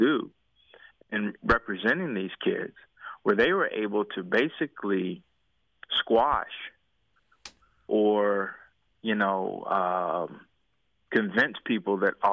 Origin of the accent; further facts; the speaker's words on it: Durham, North Carolina, United States; I'm from Durham